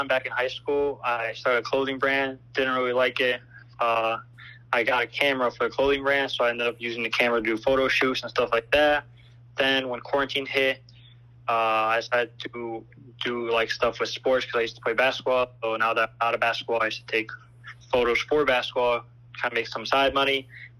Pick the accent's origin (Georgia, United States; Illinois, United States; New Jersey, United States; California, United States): Illinois, United States; Chicago; moved away as an adult; now in Madison, United States; I'm originally from Chicago. Right now I go to school at UW-Madison.